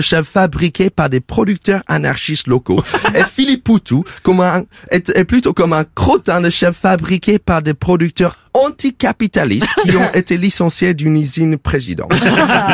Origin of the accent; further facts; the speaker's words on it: United States; now in France; en tant qu'Américain